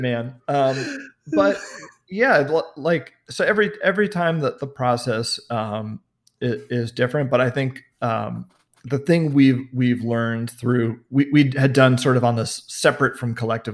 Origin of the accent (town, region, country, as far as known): New York City, New York, United States; born or raised there; now in Los Angeles, United States